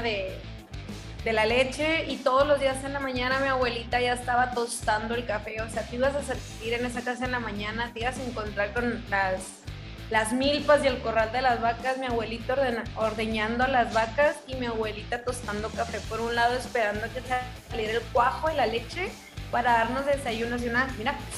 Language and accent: Spanish; Hermosillo, Sonora, Mexico; moved away as an adult; Yo soy de Hermosillo, Sonora, súper mega orgullosa de la tierra que me vio nacer.